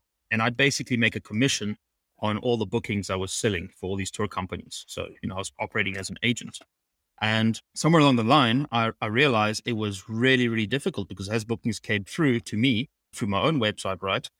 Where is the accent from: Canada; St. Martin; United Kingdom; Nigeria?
St. Martin; So I grew up in the Caribbean and on an island called St. Martin, which is very, very busy.